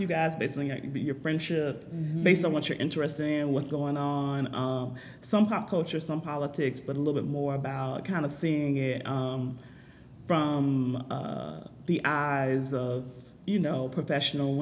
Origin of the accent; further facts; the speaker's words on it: Jacksonville, Florida, United States; I'm from Jacksonville. I'm a native here